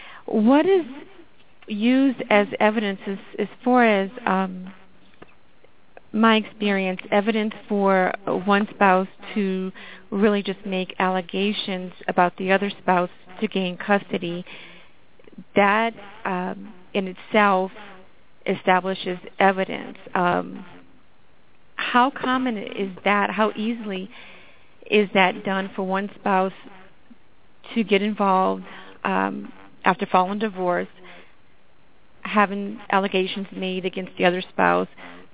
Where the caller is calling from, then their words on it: Colorado, United States; I'm calling from Colorado.